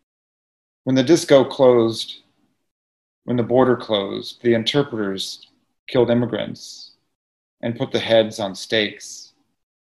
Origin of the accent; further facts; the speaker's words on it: California, United States; as a Californian